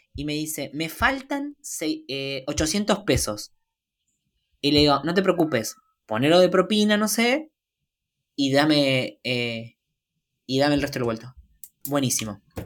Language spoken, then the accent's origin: Spanish; Argentina; Soy argentino